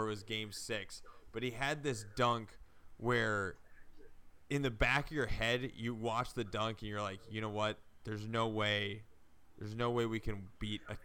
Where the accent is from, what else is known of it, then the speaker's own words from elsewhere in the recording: Minneapolis, Minnesota, United States; growing up in Minneapolis